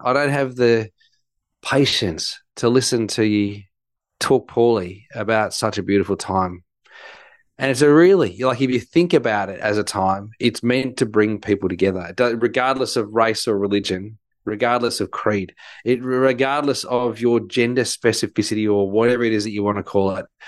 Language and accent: English; Melbourne, Victoria, Australia; growing up in Melbourne, Victoria, we don't have a white Christmas